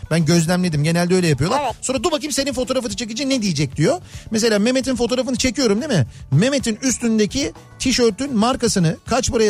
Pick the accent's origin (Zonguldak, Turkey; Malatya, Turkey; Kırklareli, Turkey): Malatya, Turkey; Efendim bir Malatyalı olarak duruma e, açıklık getirmek istiyorum.